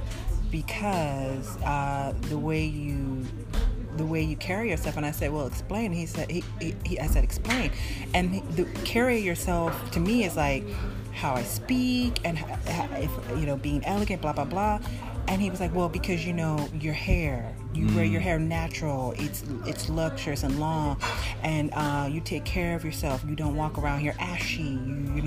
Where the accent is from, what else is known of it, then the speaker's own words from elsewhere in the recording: United States; now in France; I said, well, you know that I'm American. I'm African-American.